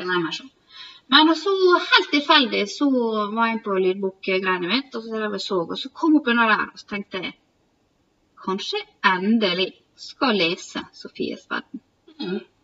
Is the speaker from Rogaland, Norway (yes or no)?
no; Sykkylven, Møre og Romsdal, Norway; moved away as an adult; also born or lived in Volda; vi kommer fra Sykkylven, Møbelbygda